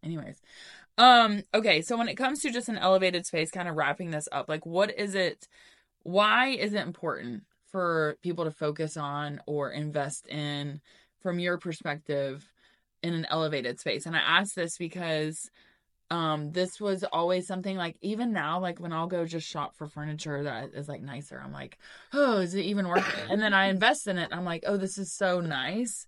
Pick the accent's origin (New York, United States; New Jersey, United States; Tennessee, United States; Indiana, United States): Tennessee, United States; Knoxville; I'm from West Knox, not from Farragut. I went to West High School